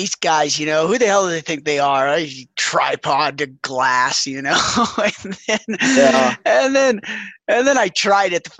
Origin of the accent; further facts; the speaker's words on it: Wyoming, United States; I'm from Wyoming